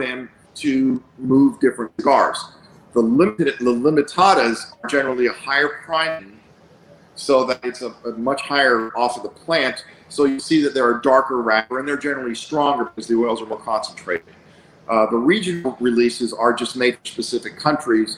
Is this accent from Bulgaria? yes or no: yes; Bulgaria; moved away; I was born in Bulgaria. We escaped a very, very highly communist country